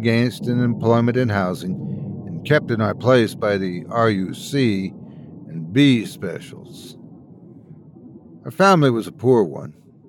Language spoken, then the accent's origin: English; Newry, Northern Ireland, United Kingdom; I grew up in Newry, a medium-sized town located in the southern part of County Down, just a few miles north of the British-imposed border in Ireland.